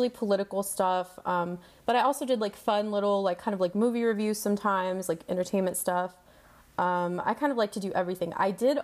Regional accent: El Paso, Texas, United States; moved away as an adult; also born or lived in Queens, New York; I'm from El Paso, Texas

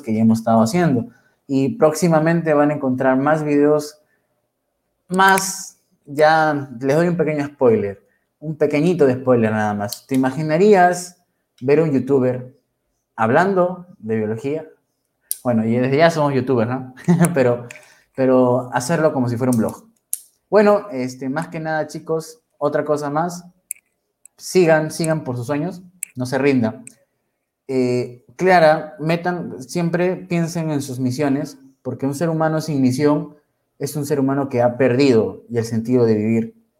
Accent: Huacho, Lima, Peru; Yo soy peruano de corazón, guachanazo, y siempre lo decís, soy recontra guachano.

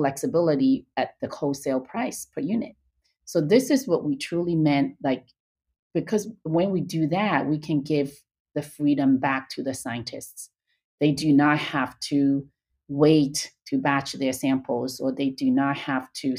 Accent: China; moved away as an adult; now in United States; I was born and raised in China. I came to UCLA for graduate school

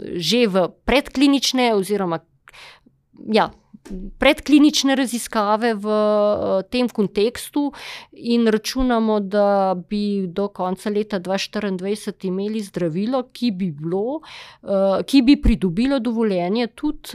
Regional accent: Slovenia; smo Slovenci e, zelo iznajdljivi pri postavljanju uver

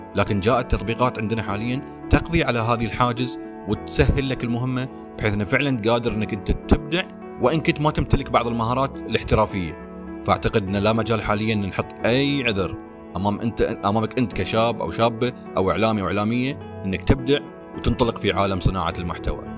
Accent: Bahrain; عندنا في البحرين

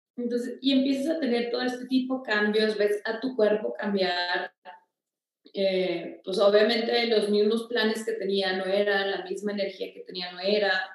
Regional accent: Torreón, Coahuila, Mexico; yo nací en Torreón el 16 de junio

